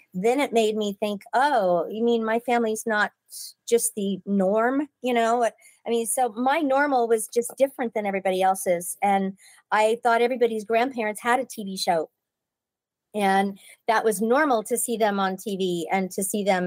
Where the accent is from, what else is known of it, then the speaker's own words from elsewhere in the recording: Pasadena, California, United States; I was born in Pasadena and it was great growing up there